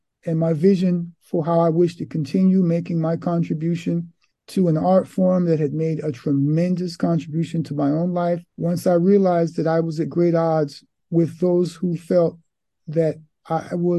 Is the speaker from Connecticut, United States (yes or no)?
no; New York City, New York, United States; now in Milan, Italy; I was born in Harlem, Manhattan, New York City, New York State, on the East Coast of America